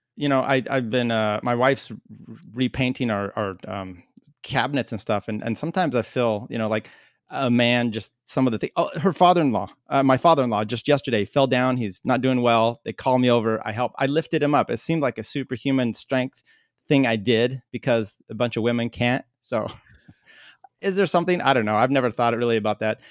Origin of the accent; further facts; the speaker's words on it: Northwest, United States; moved away; also born or lived in Colorado; I grew up in the Northwest